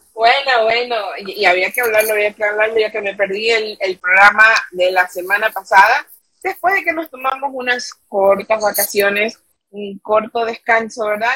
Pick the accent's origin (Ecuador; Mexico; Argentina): Ecuador; now in New York, United States; somos ecuatorianas chiquititas